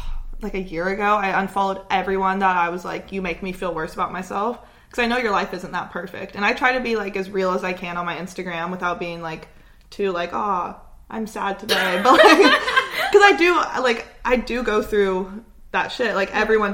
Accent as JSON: {"language": "English", "town": "Portland", "country": "United States", "tie": "born or raised there", "moved": "as an adult", "lives_now": "Australia", "said": "I grew up in Portland."}